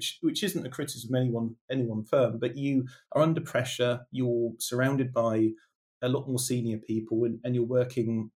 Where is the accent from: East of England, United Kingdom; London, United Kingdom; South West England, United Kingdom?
South West England, United Kingdom; near Bournemouth, South Coast; I'm from the South Coast, from near Bournemouth